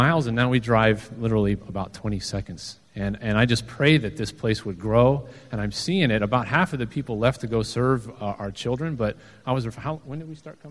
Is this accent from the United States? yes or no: yes; Southwest, United States; I'm actually from the Southwest